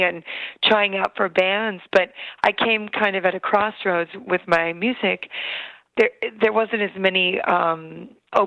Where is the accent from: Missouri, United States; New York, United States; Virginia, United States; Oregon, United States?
Oregon, United States; Dallas; moved away; also born or lived in North Hollywood, California; I grew up in a small town called Dallas, Oregon